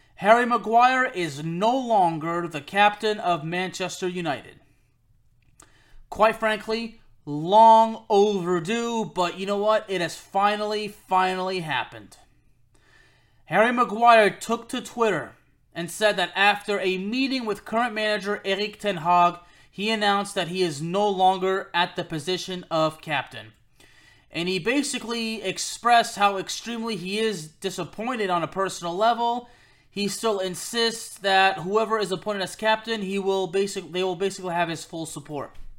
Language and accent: English; Lyon, Auvergne-Rhône-Alpes, France; he and I are from the same city, we're both from Lyon